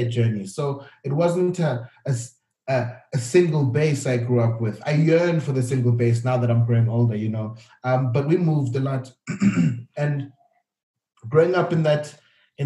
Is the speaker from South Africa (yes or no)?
yes; Cape Town, Western Cape, South Africa; also born or lived in Gwanda, Zimbabwe; my background is growing up in South Africa. Everything we did at home, the food I ate, the conversations we had, we were Zimbabwean